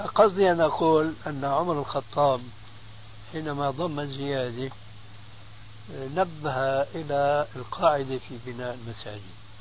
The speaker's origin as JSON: {"language": "Arabic", "country": "Syria", "said": "عندنا في سوريا"}